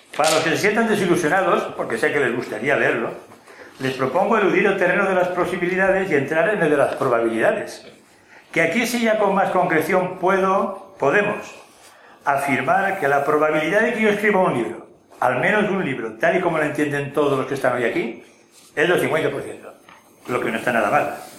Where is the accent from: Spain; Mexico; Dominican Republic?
Spain; como españoles